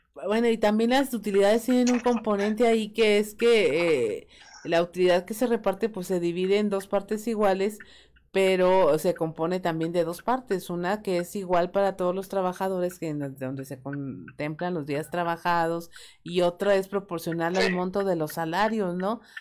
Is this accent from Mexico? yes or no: yes; Mexico; cómo somos los mexicanos